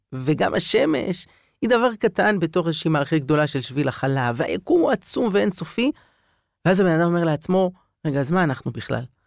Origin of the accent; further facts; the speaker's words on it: Jerusalem, Jerusalem District, Israel; גדלתי בירושלים